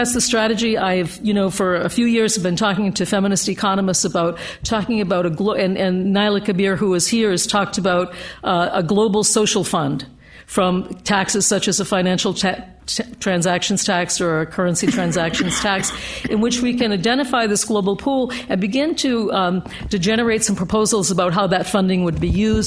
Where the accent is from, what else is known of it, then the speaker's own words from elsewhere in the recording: United States; I come from the U.S. at a a particular moment of young men being killed in Baltimore, Philadelphia, Detroit, and so forth